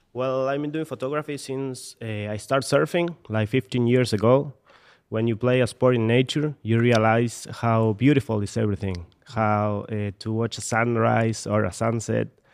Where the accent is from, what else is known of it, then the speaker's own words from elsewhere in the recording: Mar del Plata, Buenos Aires Province, Argentina; I'm from Argentina. I was born in Mar del Plata.